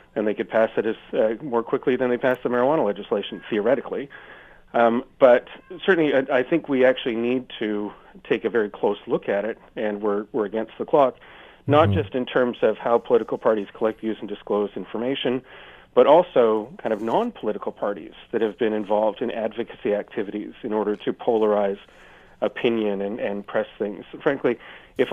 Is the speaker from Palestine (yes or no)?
no; Canada; as a Canadian standing in Canada